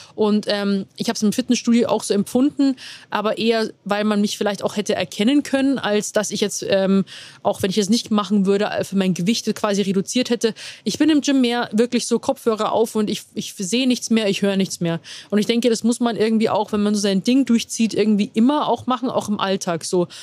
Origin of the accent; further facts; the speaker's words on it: Rosenheim, Bavaria, Germany; moved away as an adult; now in Munich, Germany; komme gebürtig aus Rosenheim, wohne mittlerweile, also wohne in München